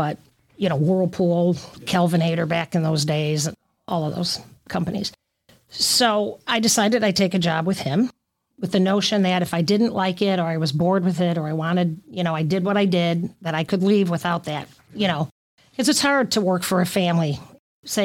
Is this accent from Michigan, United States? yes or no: yes; Michigan, United States; moved away as an adult; now in Chattanooga, United States; growing up in rural Michigan, my dad was a manufacturer's rep and had his own company